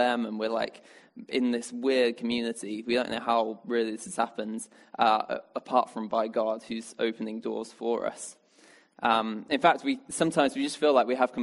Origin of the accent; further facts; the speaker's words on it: Birmingham, West Midlands, United Kingdom; now in Oxford, United Kingdom; I come from Birmingham originally